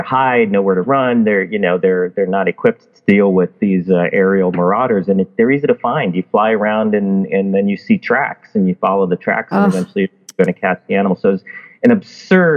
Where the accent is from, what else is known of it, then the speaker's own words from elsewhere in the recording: Chicago, Illinois, United States; moved away; also born or lived in Alaska; I grew up in Chicago, in inner city Chicago